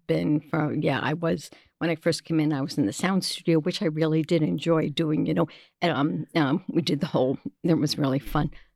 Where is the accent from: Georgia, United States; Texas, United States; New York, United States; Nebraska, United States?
New York, United States; New York City; accent: New York; moved away; I'm originally from New York, the big bad city down there